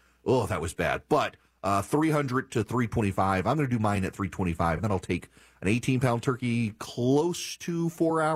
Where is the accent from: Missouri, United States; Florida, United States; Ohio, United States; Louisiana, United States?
Louisiana, United States; I'm from Louisiana